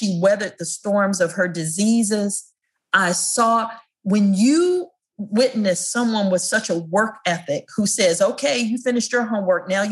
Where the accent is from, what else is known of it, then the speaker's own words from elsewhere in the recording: Prince George's County, Maryland, United States; as a kid growing up in Prince George's County, Maryland